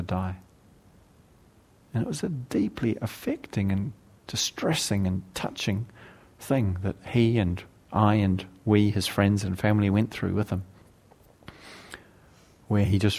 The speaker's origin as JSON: {"language": "English", "region": "South Island", "country": "New Zealand", "tie": "born or raised there", "moved": "yes", "said": "When I was a young man growing up in New Zealand and I have to now acknowledge was the rural backwater of the redneck South Island sort of region that I lived"}